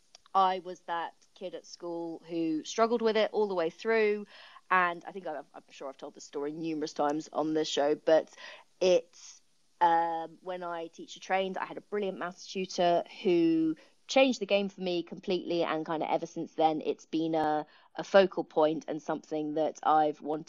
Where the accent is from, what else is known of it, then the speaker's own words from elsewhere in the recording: Kent, South East England, United Kingdom; moved away as an adult; I'm actually from Kent originally as well.